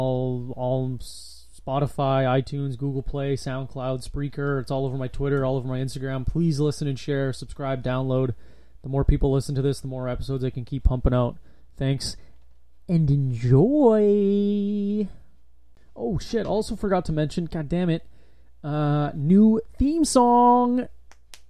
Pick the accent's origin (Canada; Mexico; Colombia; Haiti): Canada; Thunder Bay, Ontario; moved away; I was born in Thunder Bay, which is just in Ontario